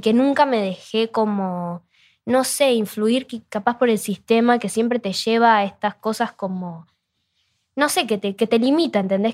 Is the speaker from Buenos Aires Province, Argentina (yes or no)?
no; Rosario, Santa Fe, Argentina; yo soy de Rosario